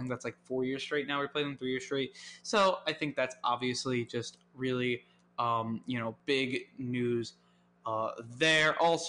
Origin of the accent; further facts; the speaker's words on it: New York, United States; I'm from New York, obviously.